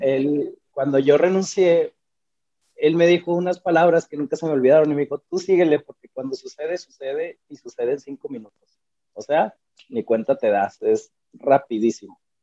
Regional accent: Chihuahua, Mexico; soy artista visual chihuahuense

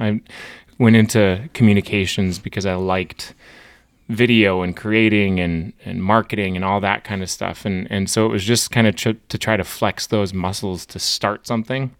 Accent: Hazen, North Dakota, United States; now in Bismarck, United States; I grew up in Hazen, which is a small town, twenty-five hundred people, and I, I, I'm a small town, North Dakota through and through

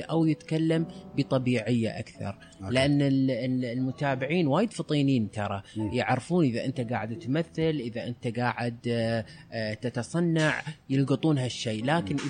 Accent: United Arab Emirates; عندنا بالإمارات

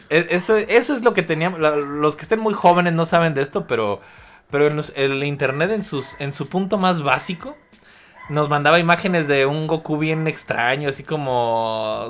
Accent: Mexico; aquí en México

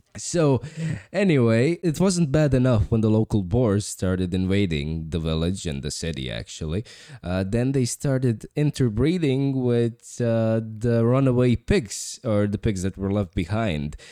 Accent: New York, United States; I'm from New York

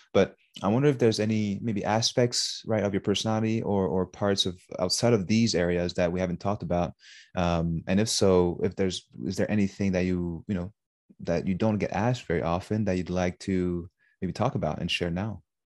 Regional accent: Montreal, Quebec, Canada; me growing up in Montreal

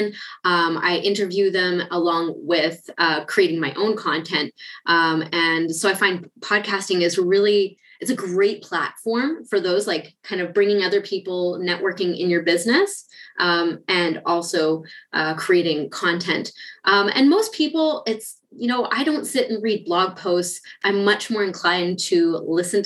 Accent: Canada; moved away as an adult; also born or lived in Ukraine; now in Germany; I'm originally Canadian

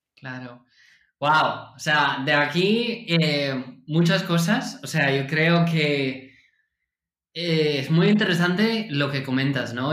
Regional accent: California, United States; yo nací en California

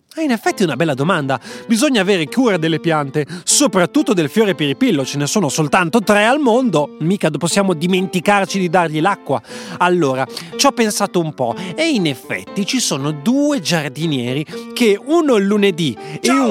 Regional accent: Bologna, Emilia-Romagna, Italy; tornare nella mia città di Bologna

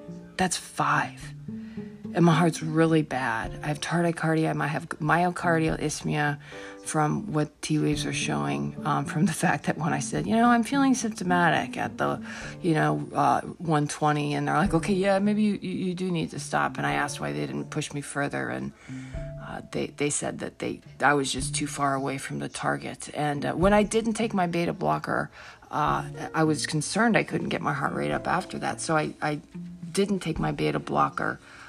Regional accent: Hanover, New Hampshire, United States; because I grew up in Hanover.

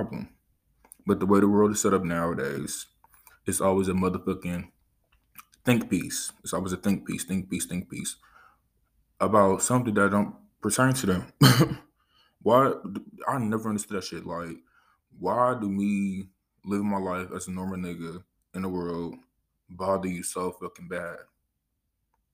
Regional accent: Los Angeles, California, United States; I grew up in Los Angeles, California.

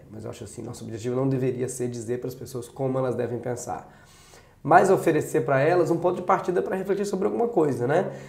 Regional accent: Brazil; tu não é português, não? Não! E eu sou brasileiro!

